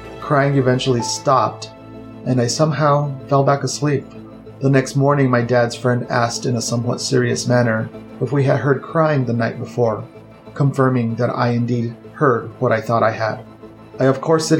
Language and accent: English; New Mexico, United States; moved away as an adult; now in Phoenix, United States; I have now been in Phoenix 16 years. Previous to that, I was born and raised in New Mexico.